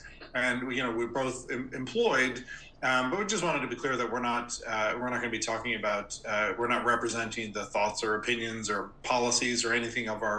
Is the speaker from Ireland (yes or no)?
yes; Ireland; moved away as an adult; also born or lived in Dublin; now in United States; While I was born in the United States, I was just a wee lad when my family moved to Ireland. I think I was about 5 years old, and I grew up in Ireland